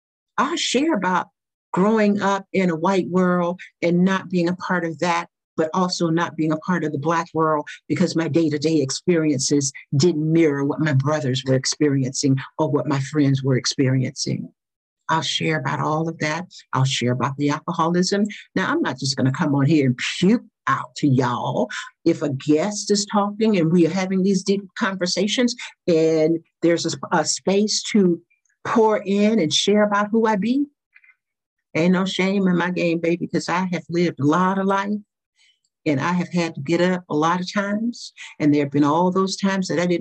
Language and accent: English; the South, United States; I grew up in the South during the pre-civil rights era